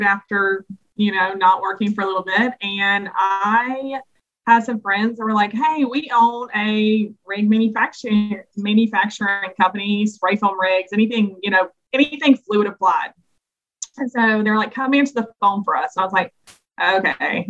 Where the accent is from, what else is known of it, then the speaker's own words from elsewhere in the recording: the South, United States; being just a Southerner